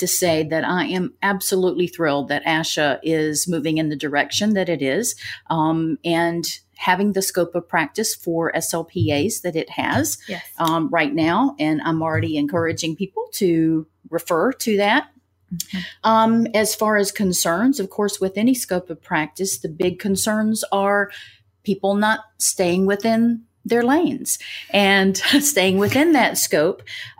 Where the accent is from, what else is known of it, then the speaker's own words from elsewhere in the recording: Tennessee, United States; And so I grew up in Tennessee as well. So I'm a mountain girl.